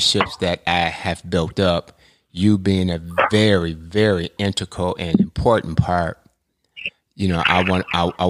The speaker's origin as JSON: {"language": "English", "town": "Ann Arbor", "region": "Michigan", "country": "United States", "tie": "born or raised there", "said": "we grew up together in Ann Arbor, Michigan."}